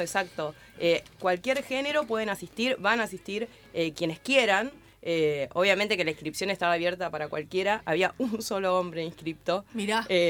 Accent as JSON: {"language": "Spanish", "area": "La Matanza", "region": "Buenos Aires Province", "country": "Argentina", "tie": "born or raised there", "said": "Yo de chica vivía en Lafe, en la Ferrer"}